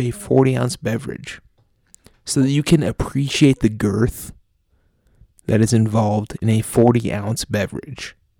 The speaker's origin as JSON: {"language": "English", "country": "United States", "said": "we're from America if our fucking trash, shitty accents haven't already"}